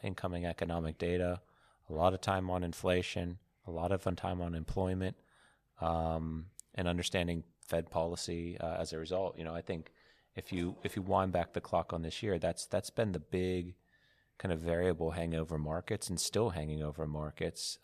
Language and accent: English; United States; coming from America